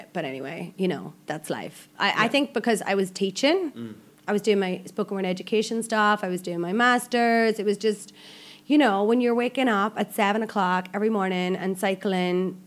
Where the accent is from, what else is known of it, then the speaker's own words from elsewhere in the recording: Ireland; moved away as an adult; now in Malaysia; I'm Irish